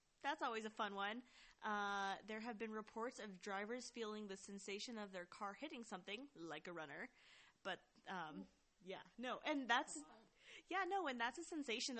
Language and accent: English; Denver, Colorado, United States; I basically consider Denver, Colorado, my hometown.